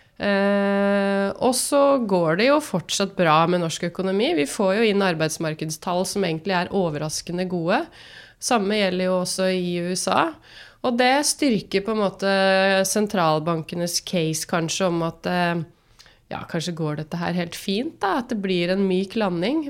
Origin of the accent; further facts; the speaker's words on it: Drammen, Buskerud, Norway; moved away as an adult; also born or lived in Bergen; Født og oppvokst i Drammen